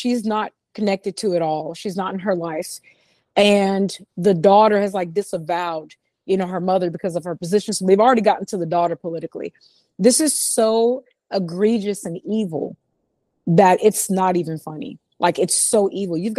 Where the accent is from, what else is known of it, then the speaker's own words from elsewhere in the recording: Los Angeles, California, United States; growing up in West LA, because I'm originally from California.